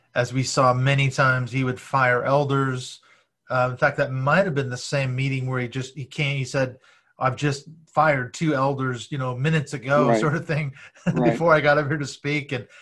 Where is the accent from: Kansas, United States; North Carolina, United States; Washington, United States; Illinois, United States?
Washington, United States; Seattle; also born or lived in Portland; Seattle, which was my hometown